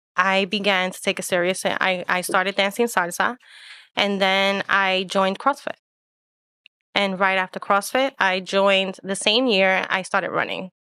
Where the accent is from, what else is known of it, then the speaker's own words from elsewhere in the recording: New York City, New York, United States; I am Puerto Rican, and I was born and raised in Manhattan